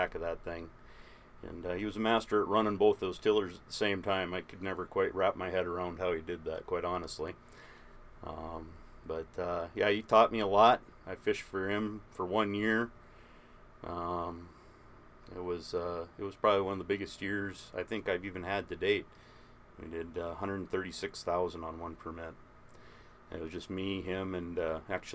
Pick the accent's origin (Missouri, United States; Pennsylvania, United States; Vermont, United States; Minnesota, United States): Minnesota, United States; moved away; also born or lived in Anchorage, Alaska / Fairbanks, Alaska; I'm from Minnesota